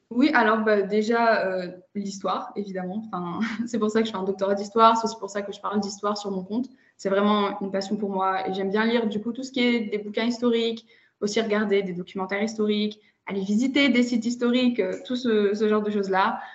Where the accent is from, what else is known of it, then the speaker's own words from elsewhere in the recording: France; moved away as an adult; also born or lived in Germany / China / Lithuania; now in Russia; je suis née en Allemagne et euh, j'ai par contre surtout grandi entre la France et la Russie